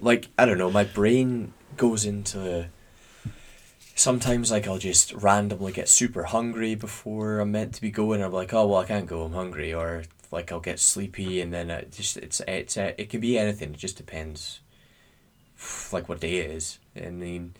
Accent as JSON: {"language": "English", "region": "Scotland", "country": "United Kingdom", "said": "we're Scottish"}